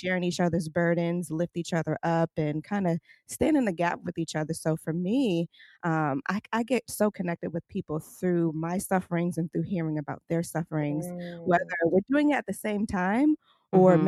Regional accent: New York City, New York, United States; I grew up in Brooklyn in a brownstone before brownstones were cool and popular

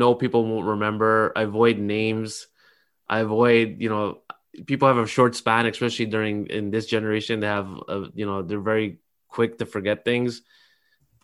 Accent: Canada; I grew up in Canada

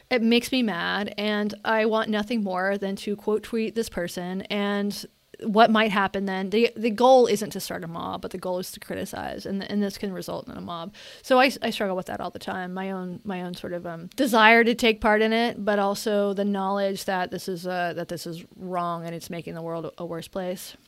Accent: Western North Carolina, United States; when I was a kid growing up in Western North Carolina, there were no out gay people in my area.

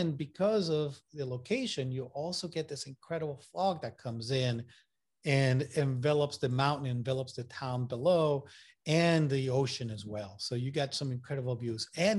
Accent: Puerto Rico; accent: Puerto Rican and Massachusetts; also born or lived in Massachusetts / North Carolina; now in Maine, United States; You know, I'm originally from Puerto Rico. I went to school in Massachusetts. So my accent is all messed up between, you know, Puerto Rican accent and Massachusetts accent.

